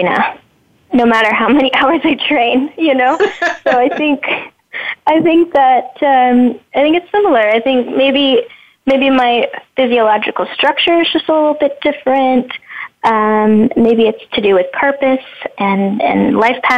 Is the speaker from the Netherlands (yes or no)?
yes; Netherlands; moved away; also born or lived in Los Angeles; I grew up in the Netherlands